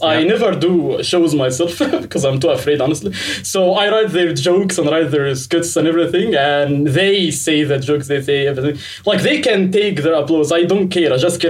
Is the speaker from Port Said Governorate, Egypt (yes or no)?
yes; Port Said Governorate, Egypt; accent: Egyptian; I'm from Egypt. So, yeah, a small city that you haven't heard about it before. My city. It's called Port Said.